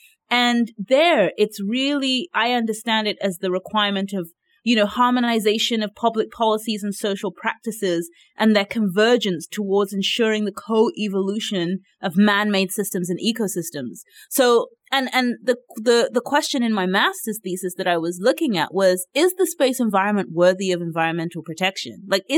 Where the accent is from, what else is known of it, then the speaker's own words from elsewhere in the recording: Nigeria; yes, I'm Nigerian, but I'm an Africanist and I want to see all of Africa develop capacity